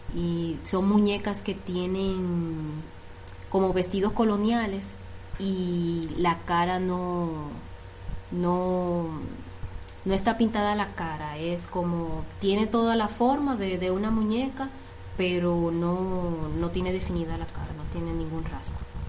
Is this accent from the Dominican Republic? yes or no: yes; Santo Domingo, Distrito Nacional, Dominican Republic; moved away as an adult; also born or lived in CATIE, Costa Rica; now in Turrialba, Costa Rica; Soy de Santo Domingo, República Dominicana.